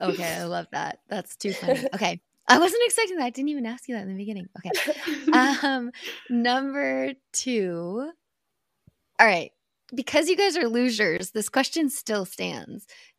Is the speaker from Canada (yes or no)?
yes; Whistler, British Columbia, Canada; Oh, and my listeners know I'm a Whistler girl.